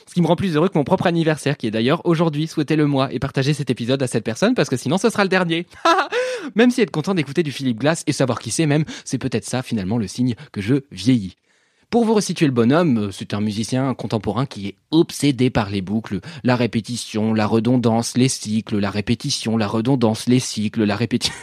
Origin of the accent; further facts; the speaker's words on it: France; also born or lived in Paris / Normandy; je suis parisien et normand